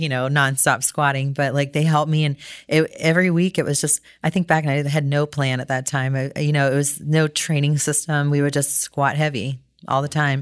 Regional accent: Cincinnati, Ohio, United States; also born or lived in Toledo; my hometown in Cincinnati

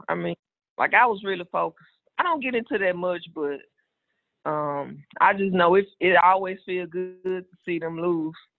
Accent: Greenville, Mississippi, United States; I'm from Mississippi. I was born and raised

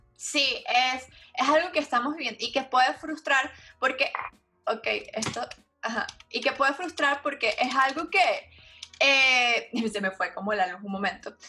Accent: Venezuela; en mi país, Venezuela

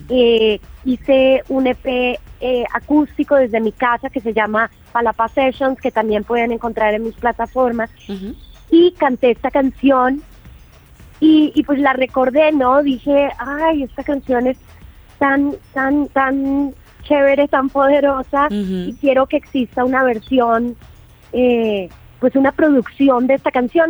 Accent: Bogotá, Colombia; moved away as an adult; also born or lived in England; now in Valle de Bravo, Mexico; Crecí eh, en Bogotá, nací en Inglaterra, pero llegué muy pequeñita a, la tierra de mi, de mi familia

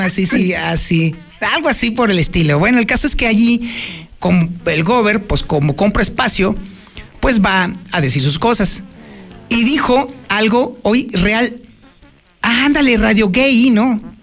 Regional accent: Aguascalientes, Mexico; los aguascalentenses somos los gallegos de México

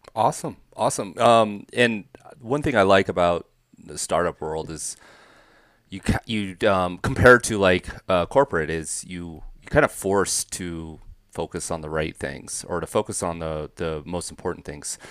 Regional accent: the Northwest, Pacific Northwest, United States; I grew up in the Northwest part of the country

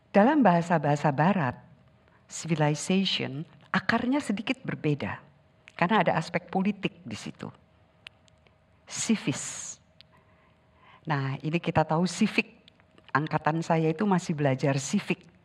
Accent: Sundanese lands, Indonesia; Saya dibesarkan di tanah Sunda, Leluhur saya orang Sunda

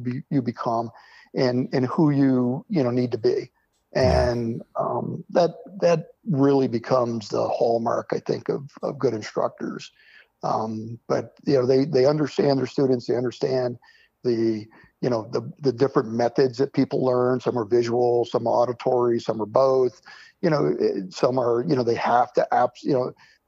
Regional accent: Springfield, Vermont, United States; also born or lived in Wickenburg, Arizona; I grew up in southern Vermont, Springfield, Vermont.

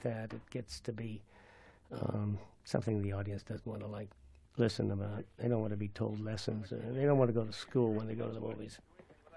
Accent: French Polynesia; I was born in Tahiti

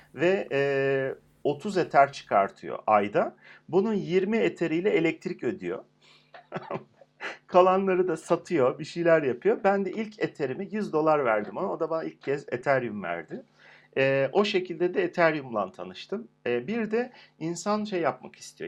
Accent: Turkey; bir Türk olarak

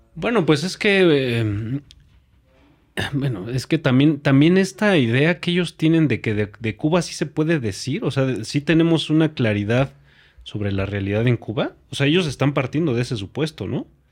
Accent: Mexico; nosotros como mexicanos

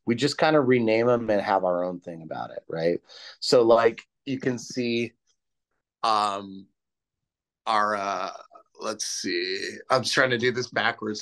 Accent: California, United States; I'm from California

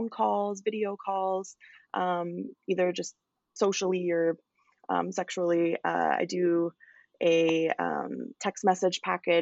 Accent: Calgary, Alberta, Canada; I am from Calgary, Alberta.

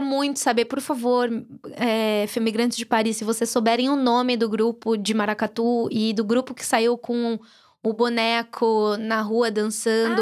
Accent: Brazil; moved away; eu sou brasileira

